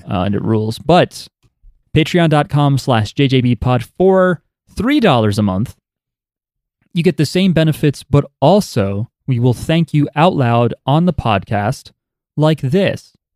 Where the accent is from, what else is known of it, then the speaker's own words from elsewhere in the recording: New Jersey, United States; I'm from New Jersey